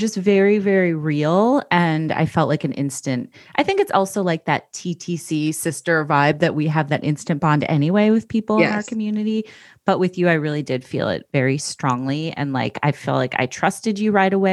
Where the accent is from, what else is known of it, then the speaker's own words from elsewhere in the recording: Midwest, United States; We're Midwestern girls